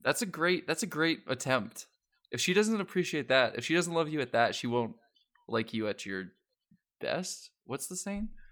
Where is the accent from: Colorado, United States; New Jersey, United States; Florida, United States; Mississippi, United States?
Colorado, United States; I'm from Colorado